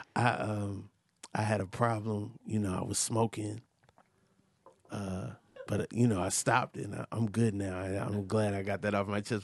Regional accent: Atlanta, Georgia, United States; My mom raised me in Atlanta, Georgia

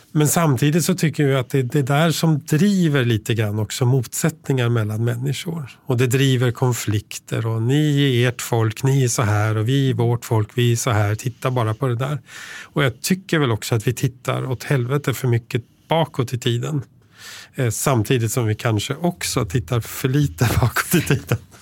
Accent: Tyresö, Stockholm County, Sweden; moved away; jag växte upp i Tyresö utanför Stockholm

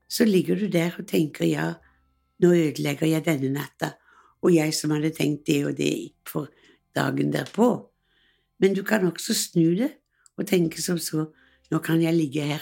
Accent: Western Norway, Norway; jeg er vestlending, og det var mange i familien som emigrerte til USA.

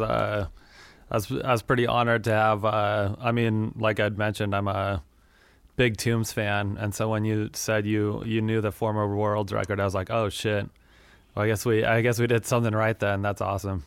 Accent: Wyoming, United States; moved away; also born or lived in Denver, Colorado / Minneapolis, Minnesota; I grew up in Wyoming and have kinda moved around over the years

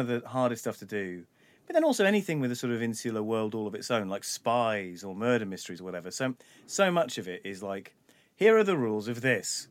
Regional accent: London, United Kingdom; I was a little white kid growing up in North London

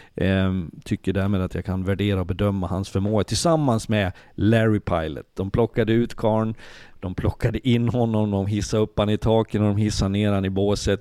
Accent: Leksand, Dalarna County, Sweden; Jag är född och uppvuxen i Leksand

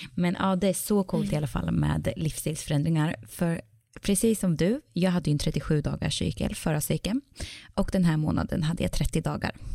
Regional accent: Sweden; now in Iceland; när jag var hemma i Sverige

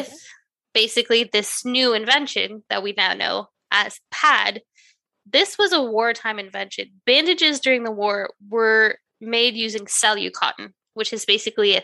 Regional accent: Canada; I'm Canadian, we say hoser

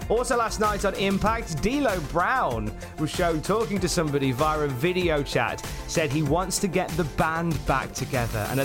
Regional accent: Birmingham, West Midlands, United Kingdom; We never really got to work with each other, but we're both from Birmingham. The chances are of all these lads from the West Midlands being able to make names for themselves in the WWE

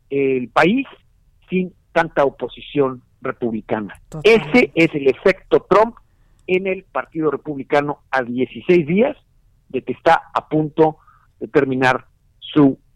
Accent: Mexico; como mexicano

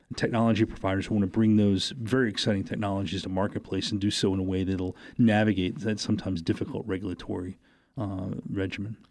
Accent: New Hampshire, United States; moved away; growing up in New Hampshire and being involved in, in the political campaigns

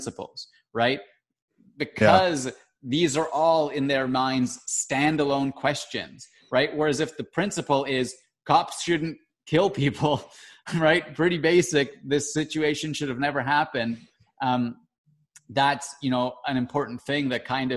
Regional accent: Canada; I'm Canadian and not American

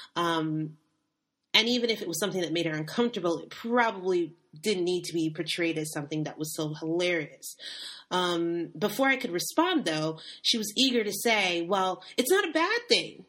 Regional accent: United States; moved away; I am African American

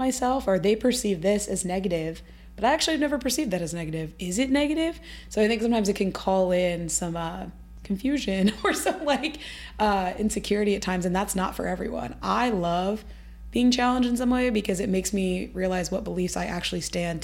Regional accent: Midwest, United States; We're both from the Midwest

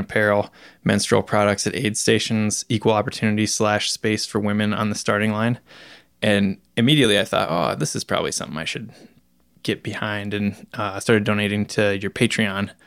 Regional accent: Iowa, United States; moved away; back in my home state of Iowa

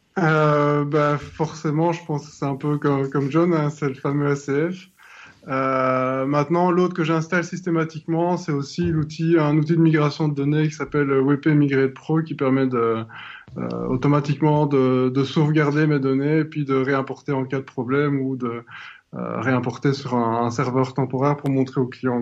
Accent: southern Belgium, Belgium; Je viens du sud de la Belgique

